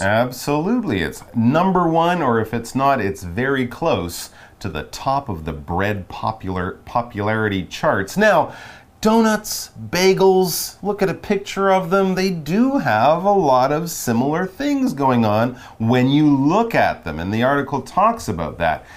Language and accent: English; Montreal, Quebec, Canada; I'm from Montreal, Canada